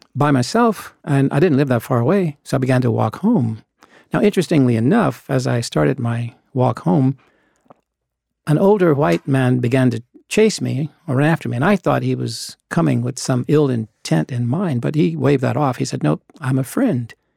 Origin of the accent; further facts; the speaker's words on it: Little Rock, Arkansas, United States; I grew up in Little Rock. I was born there